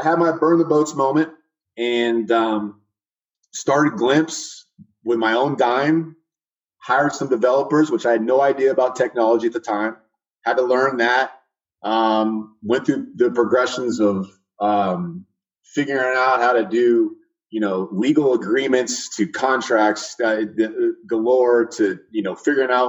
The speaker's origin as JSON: {"language": "English", "town": "Fresno", "region": "California", "country": "United States", "tie": "born or raised there", "also_born_or_lived": "San Diego, California / Austin, Texas", "moved": "as an adult", "lives_now": "Atlantic Beach, United States", "said": "I grew up in Central California, Fresno area"}